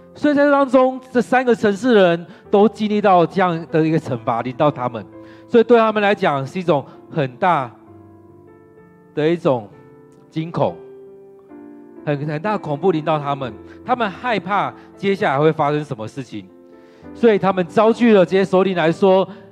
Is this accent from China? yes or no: no; Taiwan; 我们的台湾人